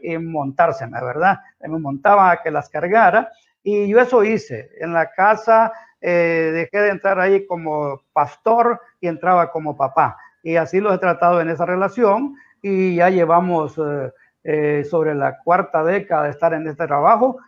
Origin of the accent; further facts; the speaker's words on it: Santa Bárbara, Honduras; now in San Pedro Sula, Honduras; yo vengo de Santa Bárbara, mi familia es de Santa Bárbara, nací en un, en un monte bien elevado allá, en una, una aldea que se llama La Alianza, en Colina Santa Bárbara